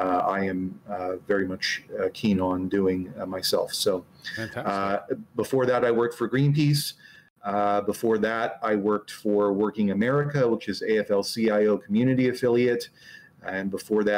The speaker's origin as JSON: {"language": "English", "area": "Del Norte County", "region": "California", "country": "United States", "tie": "born or raised there", "also_born_or_lived": "San Francisco Bay Area", "said": "I grew up in very far northern end of California in a place called Del Mar County, which is mostly redwoods"}